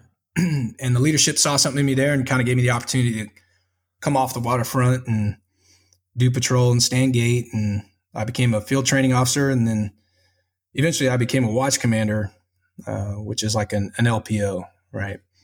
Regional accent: Spring, Texas, United States; moved away; I'm from Spring, Texas. Uh, kind of had a a rough childhood

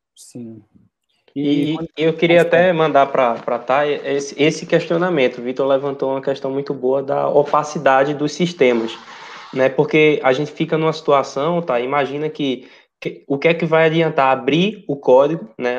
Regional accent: Recife, Pernambuco, Brazil; moved away; Eu sou de Recife

